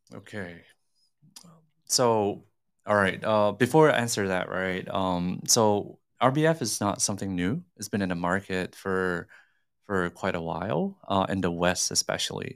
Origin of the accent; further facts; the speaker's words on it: Singapore; now in Hong Kong; I grew up in Singapore